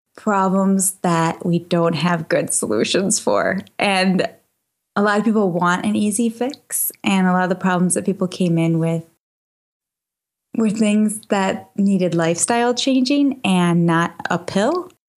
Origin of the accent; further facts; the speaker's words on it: Minnesota, United States; I'm from Minnesota.